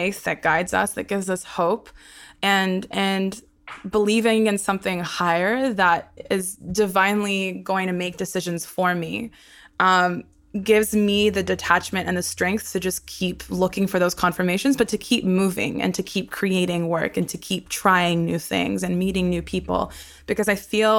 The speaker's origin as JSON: {"language": "English", "town": "Brisbane", "region": "Queensland", "country": "Australia", "tie": "born or raised there", "also_born_or_lived": "Sydney, Australia / Haifa, Israel", "first_language": "Hebrew"}